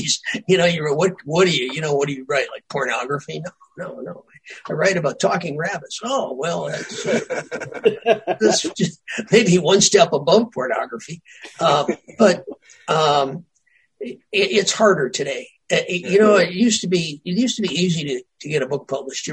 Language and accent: English; Earlville, Illinois, United States; I grew up in Earlville, Illinois, 1,400 people